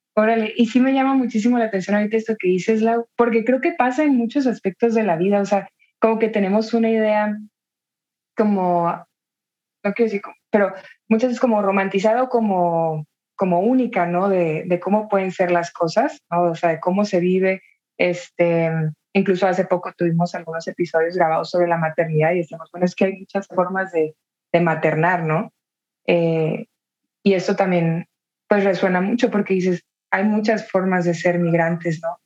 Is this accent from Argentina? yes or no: no; Tijuana, Baja California, Mexico; yo soy de Tijuana y para mí también, pues la realidad de la migración estuvo muy presente desde, desde chica